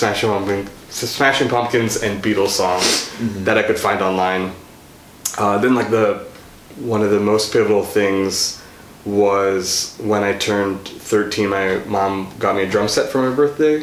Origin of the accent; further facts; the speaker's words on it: Virginia Beach, Virginia, United States; also born or lived in Sri Lanka (parents); now in Franklin, United States; I was born and raised in Virginia, in the Virginia Beach, Norfolk area